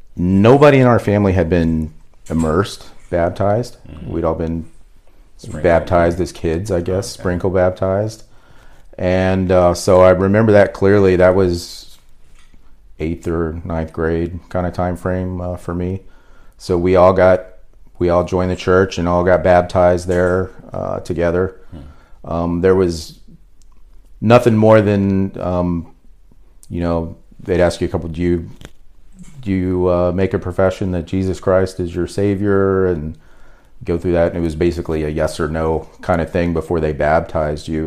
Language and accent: English; Fort Smith, Arkansas, United States; I was born in Arkansas. Um, mainly grew up in Fort Smith, Arkansas. Um, we lived there the majority of the time, fifth grade, all through high school.